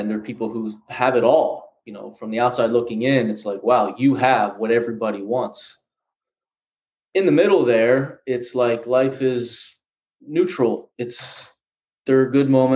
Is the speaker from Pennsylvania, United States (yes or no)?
yes; Philadelphia, Pennsylvania, United States; now in Los Angeles, United States; I'm from Philly